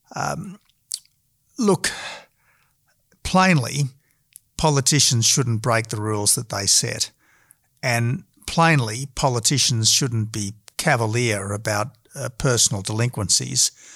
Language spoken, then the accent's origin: English; Australia; we are all Australian patriots